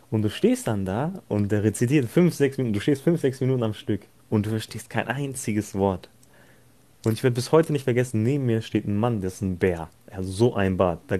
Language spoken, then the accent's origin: German; Turkey; ich selbst bin ja Türke, also für die, die es nicht wissen, ich selbst bin Türke.